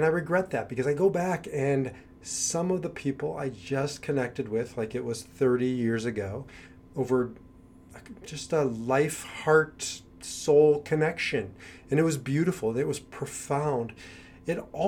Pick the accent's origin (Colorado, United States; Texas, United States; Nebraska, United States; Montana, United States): Nebraska, United States; Omaha; moved away as an adult; also born or lived in Kansas / New York; now in Israel; I grew up in Omaha, Nebraska, and I left there when I was 18 years old